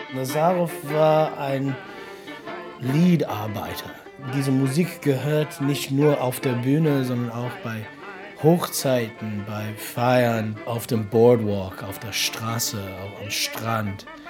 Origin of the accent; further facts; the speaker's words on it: Detroit, Michigan, United States; German is a second language; moved away as an adult; now in Berlin, Germany; ich komme aus Detroit, Michigan. Ich wohne in Berlin seit zwölf Jahren